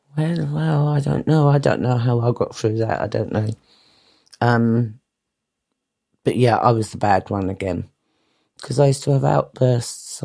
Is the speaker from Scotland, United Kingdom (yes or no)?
no; London, United Kingdom; also born or lived in Greenwich; I was born in St Nicholas's Hospital in Plumstead, which was a house